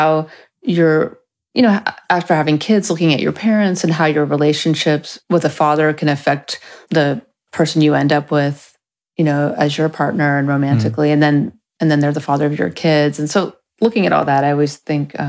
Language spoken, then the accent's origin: English; Napa Valley, Northern California, United States; moved away as an adult; also born or lived in Los Angeles, California; my parents moved to Northern California, so I grew up in the country in Napa Valley